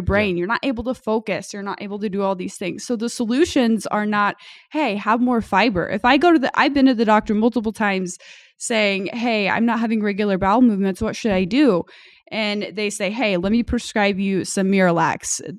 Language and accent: English; United States; growing up in America